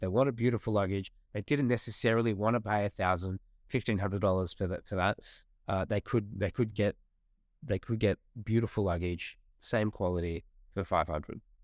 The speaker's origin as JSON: {"language": "English", "country": "Australia", "said": "our country"}